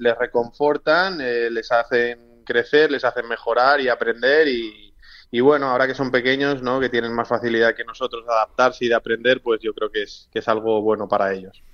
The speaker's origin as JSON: {"language": "Spanish", "country": "Spain", "moved": "as an adult", "lives_now": "Greece", "said": "somos varios españoles"}